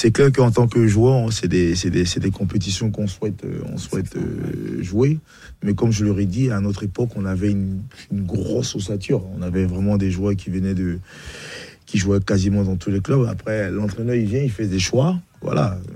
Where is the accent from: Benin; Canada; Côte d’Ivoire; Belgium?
Côte d’Ivoire; Bingerville, Abidjan; born there; moved away; Non, je suis né à Benjerville.